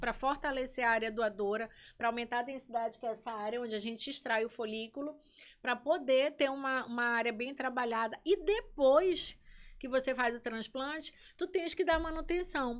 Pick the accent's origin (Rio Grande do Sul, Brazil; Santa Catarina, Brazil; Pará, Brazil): Pará, Brazil; Belém; moved away as an adult; also born or lived in Manaus; now in Maranhão, Brazil; Eu sou natural de Manaus, mas assim, me criei em Belém, né? Fui para Belém bem pequena ainda, me criei em Belém